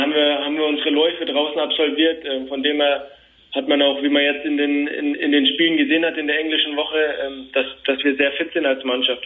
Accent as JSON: {"language": "German", "town": "Nuremberg", "region": "Bavaria", "country": "Germany", "tie": "born or raised there", "also_born_or_lived": "Fürth", "said": "ich bin in Nürnberg geboren"}